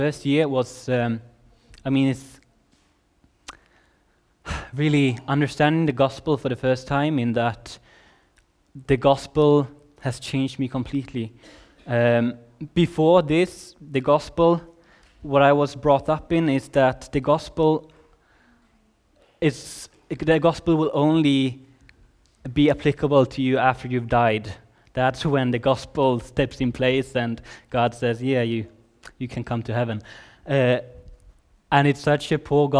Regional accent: Sweden; also born or lived in Redding, California; I'm from Sweden

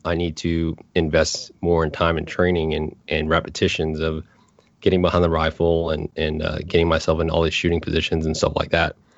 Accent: Anchorage, Alaska, United States; moved away; I grew up in Anchorage, Alaska

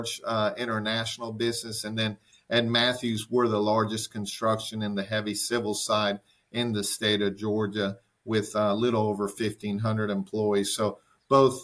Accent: Caracas, Capital District, Venezuela; moved away as an adult; now in United States; I was born in Venezuela, in Caracas, Venezuela, and lived there all the way through my high school years

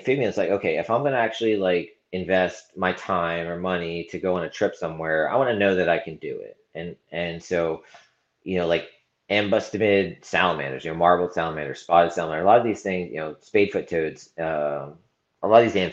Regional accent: Southeast Pennsylvania, United States; now in Maryland, United States; I grew up in Southeast PA, like 20 minutes from Hamburg

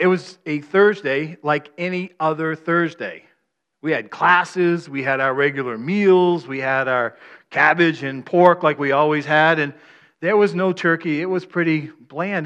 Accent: Maine, United States; I'm from Maine

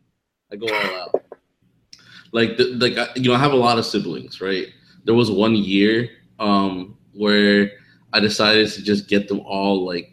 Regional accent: New Jersey, United States; also born or lived in Tampa, Florida; now in Miami, United States; Me growing up in New Jersey

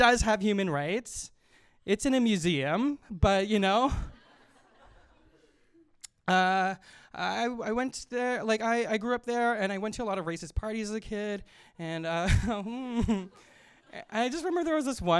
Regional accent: Winnipeg, Manitoba, Canada; I'm from Winnipeg, Manitoba

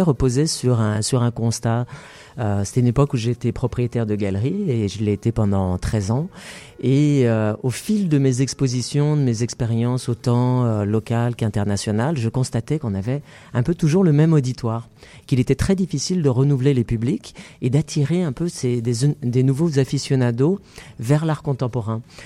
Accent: Paris, Île-de-France, France; moved away as an adult; now in Montreal, Canada; je suis natif de Paris

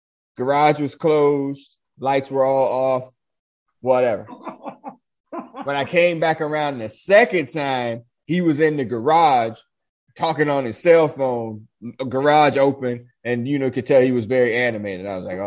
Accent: Dayton, Ohio, United States; You know, yeah, I'm from Dayton.

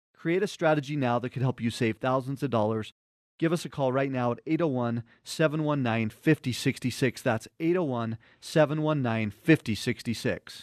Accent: Cottonwood Heights, Utah, United States; born or raised there

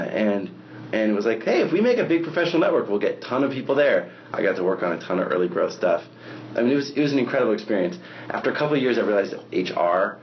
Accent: Seattle, Washington, United States; I grew up in the Seattle area

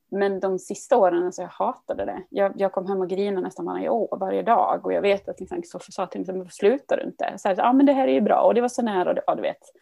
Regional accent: Dalarna County, Sweden; moved away as an adult; now in Gothenburg, Sweden; Och vi flyttade till, ifrån Dalarna ner till Göteborg 2000 var det.

